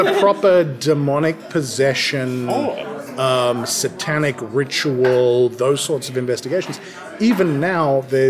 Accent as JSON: {"language": "English", "country": "Australia", "lives_now": "South Africa", "said": "I come from Oz. We grew up doing whatever the hell we wanted to do. Come over to South Africa and, no."}